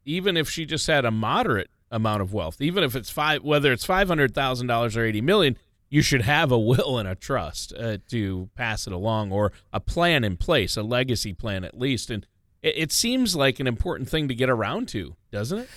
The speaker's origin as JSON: {"language": "English", "region": "Minnesota", "country": "United States", "said": "I'm from Minnesota"}